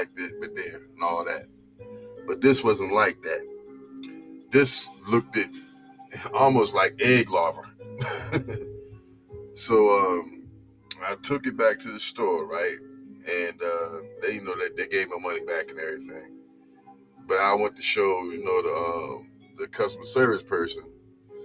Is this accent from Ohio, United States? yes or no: no; New Jersey, United States; now in North Carolina, United States; I'm from New Jersey